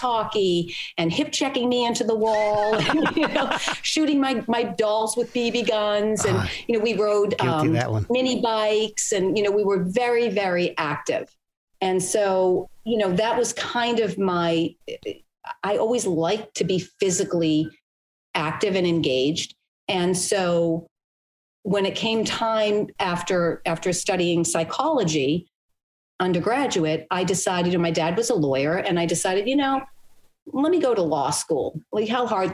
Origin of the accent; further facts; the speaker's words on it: just outside of Boston, Massachusetts, United States; I grew up in the Northeast just outside of Boston